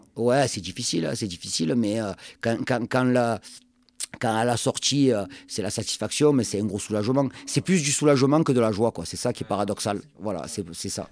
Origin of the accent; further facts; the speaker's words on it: Marseille, Provence-Alpes-Côte d'Azur, France; now in Pau, France; moi, en tant que Marseillais